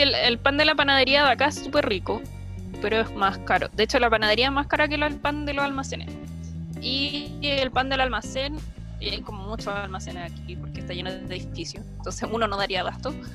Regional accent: Recoleta, Santiago Metropolitan Region, Chile; moved away as an adult; now in Santiago, Chile; yo no me considero como santiaguina, yo soy nacida y criada en Recoleta

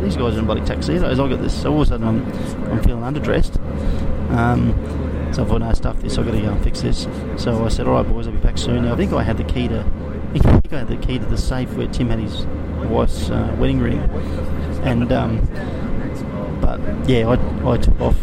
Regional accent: Brisbane, Queensland, Australia; also born or lived in South Korea; I'm a kid from Nunda, grew up as a battler

